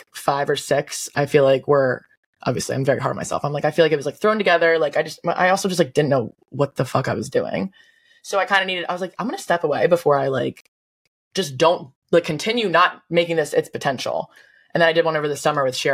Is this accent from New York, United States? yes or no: no; Delaware, United States; now in Charleston, United States; I'm from Delaware